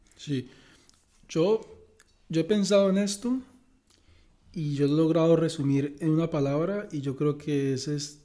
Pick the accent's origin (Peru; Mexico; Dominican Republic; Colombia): Colombia; Bucaramanga, Santander; moved away as an adult; also born or lived in San Gil, Colombia / Canada / United States / France; now in Eindhoven, Netherlands; Yo soy de Bucaramanga, creado mitad en Bucaramanga, mitad en San Gil